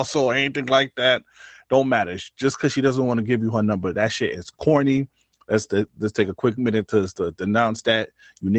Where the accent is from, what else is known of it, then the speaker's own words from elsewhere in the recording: New York City, New York, United States; I'm from New York City, and this is not justification, but we come from a place where they say, yo, don't get involved in stuff that don't belong to you type shit. That's what we always heard growing up